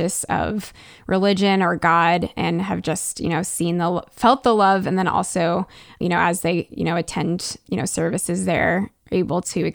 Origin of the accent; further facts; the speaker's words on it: United States; as an American, I think as a middle class American